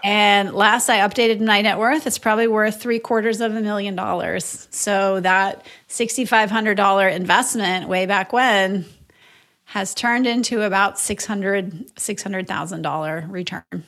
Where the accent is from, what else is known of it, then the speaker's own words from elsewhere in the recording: Moorhead, Minnesota, United States; moved away as an adult; also born or lived in Madison, Wisconsin; now in Austin, United States; I grew up in Moorhead, Minnesota